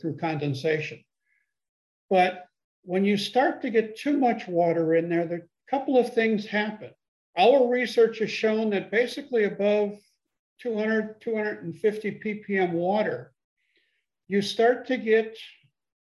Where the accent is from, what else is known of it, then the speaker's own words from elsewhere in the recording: Chicago, Illinois, United States; now in Columbia, South Carolina, United States; I was born and raised in the Chicago area.